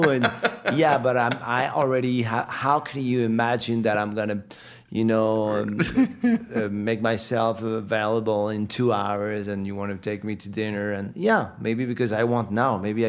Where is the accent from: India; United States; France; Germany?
France; also born or lived in Morocco; I'm from France. I was born in Morocco.